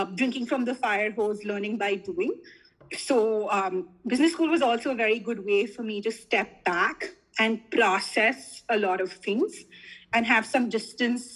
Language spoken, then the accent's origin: English; Delhi, India; I grew up in South Delhi.